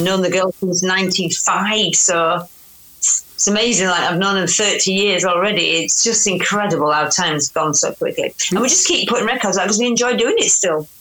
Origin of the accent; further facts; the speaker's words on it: Yorkshire and the Humber, United Kingdom; accent: Yorkshire; my accent because I'm from Yorkshire